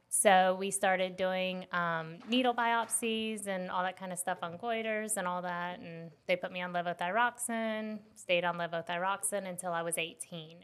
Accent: West Palm Beach, Florida, United States; now in South Carolina, United States; I grew up in West Palm Beach, Florida.

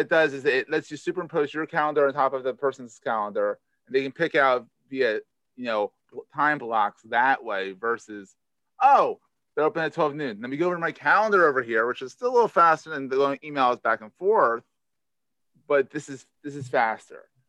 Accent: Philadelphia, Pennsylvania, United States; accent: Philadelphia; It's a Philadelphia accent in me.

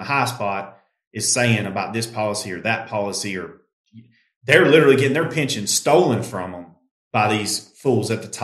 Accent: United States

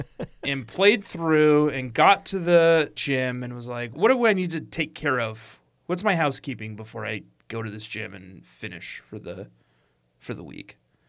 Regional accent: Colorado, United States; I'm from Colorado.

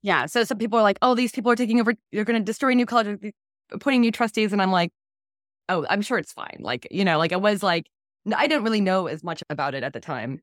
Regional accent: Florida, United States; growing up in Florida, my parents were progressive

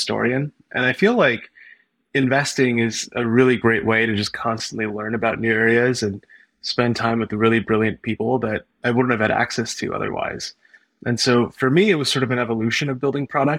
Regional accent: Bay Area, California, United States; also born or lived in Los Angeles, California; my background is that I grew up in the Bay Area

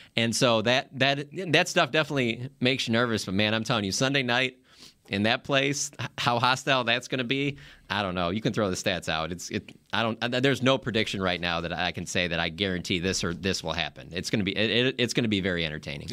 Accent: Detroit, Michigan, United States; moved away; growing up in Detroit

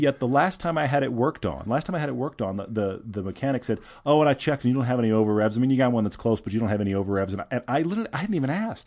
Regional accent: Houston, Texas, United States; now in Park City, United States; I grew up in Houston

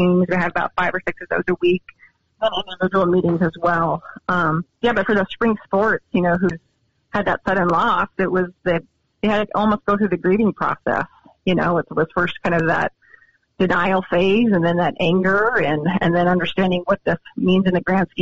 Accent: Montana, United States; now in Columbia, United States; I'm from Montana

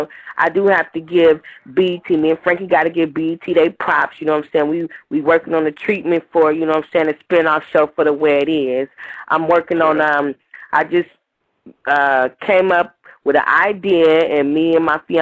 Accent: Oakland, California, United States; I grew up in Brookfield, 98th and Eads off of Maddox

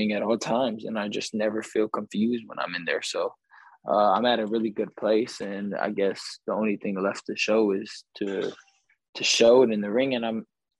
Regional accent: Victorville, California, United States; I'm from Southern California, I grew up, you know, here my whole life, from Victorville

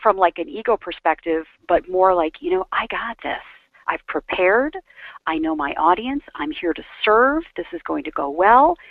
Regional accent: Aurora, Illinois, United States; moved away as an adult; also born or lived in Chicago, Illinois / Atlanta, Georgia / Florida; grew up in the suburbs of Chicago

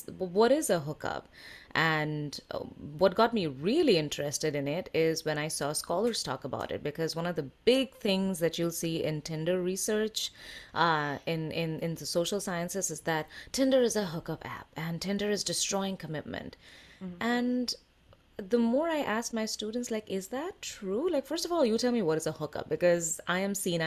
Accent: India; I am Indian

